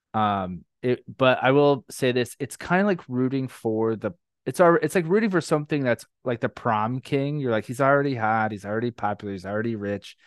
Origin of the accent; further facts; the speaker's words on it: Orlando, Florida, United States; moved away as an adult; also born or lived in New York; I grew up in Orlando